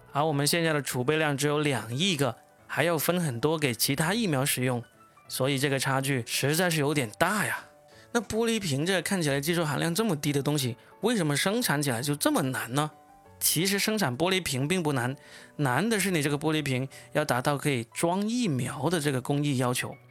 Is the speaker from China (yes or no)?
yes; China; 由我们中国人做出来的